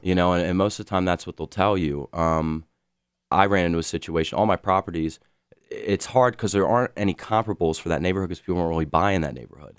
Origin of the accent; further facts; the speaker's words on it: Baltimore, Maryland, United States; moved away; I grew up in Baltimore over a twenty-year period